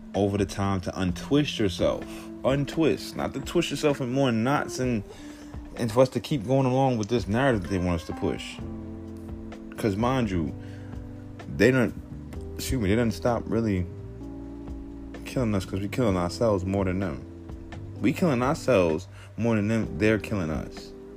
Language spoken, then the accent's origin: English; New York City, New York, United States; I'm from the hood, Southside Jamaica, Queens. So, growing up in Southside, a lot of gang activity